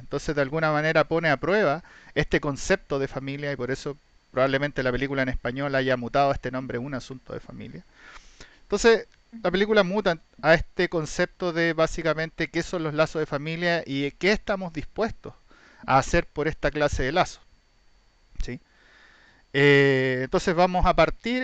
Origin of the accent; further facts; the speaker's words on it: Chile; somos chilenos